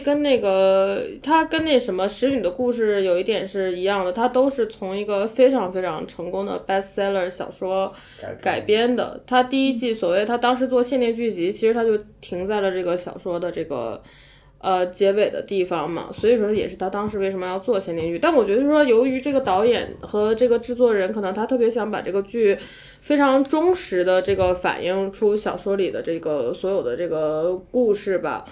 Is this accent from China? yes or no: yes; China; 我们中国人的很多对正义的认识比较实用主义吧